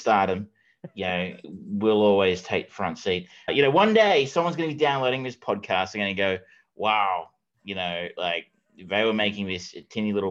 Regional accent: Geelong, Victoria, Australia; I am from Geelong

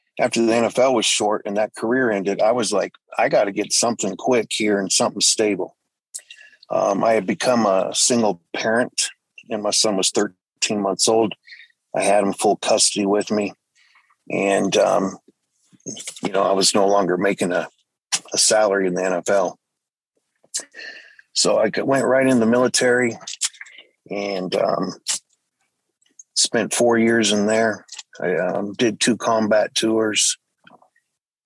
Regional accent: Atlanta, Georgia, United States; moved away as an adult; now in Colorado, United States; pretty much grew up in Atlanta, Georgia. Also did some time out in Colorado because of family situations.

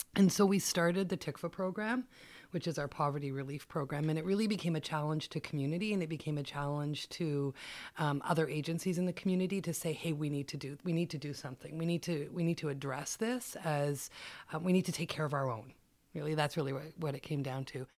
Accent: Ottawa, Ontario, Canada; I grew up in Ottawa

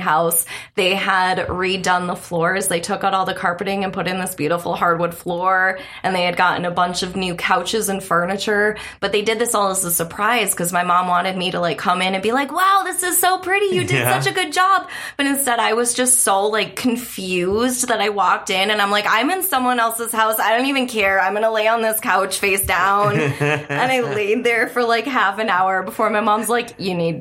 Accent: the Keweenaw, Upper Michigan, United States; moved away as an adult; also born or lived in Chicago; I lived in Chicago, and I'm from Upper Michigan, like way in the Keweenaw.

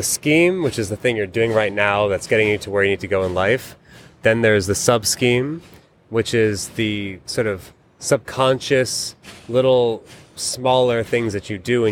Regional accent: New York City, New York, United States; growing up in New York City

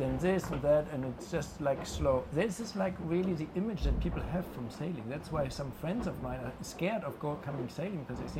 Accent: Oldenburg, Lower Saxony, Germany; my hometown, Oldenburg

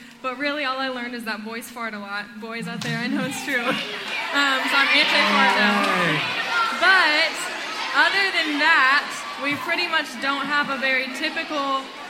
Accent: Costa Rica; also born or lived in Honduras; And so I was born in Honduras, and I grew up in Costa Rica.

